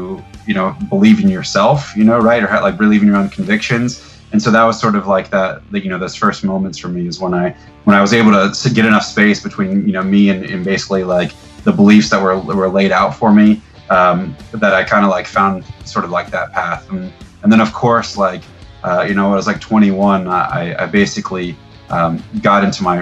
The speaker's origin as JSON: {"language": "English", "town": "Tampa", "region": "Florida", "country": "United States", "tie": "born or raised there", "said": "I grew up in Tampa, Florida"}